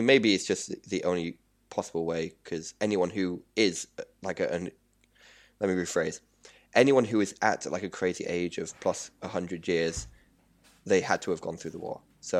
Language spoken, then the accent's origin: English; United Kingdom; moved away as an adult; now in Qingdao, China; I'm British.